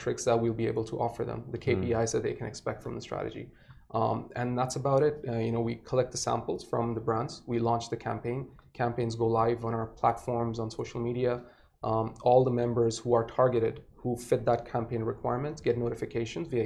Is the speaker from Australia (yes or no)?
no; Saudi Arabia; moved away as an adult; now in Dubai, United Arab Emirates; I was born and raised in Saudi. I've been in Dubai since 2008.